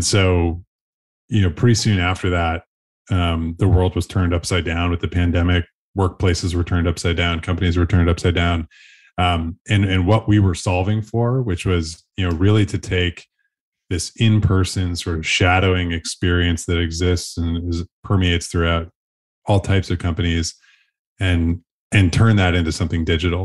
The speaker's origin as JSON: {"language": "English", "town": "Buffalo", "region": "New York", "country": "United States", "tie": "born or raised there", "said": "born and raised in Buffalo, New York"}